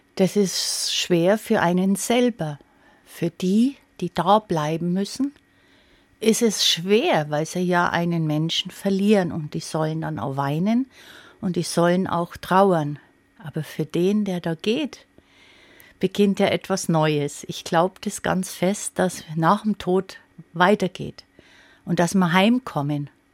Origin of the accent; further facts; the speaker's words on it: Upper Palatinate, Bavaria, Germany; bei uns in der Oberpfalz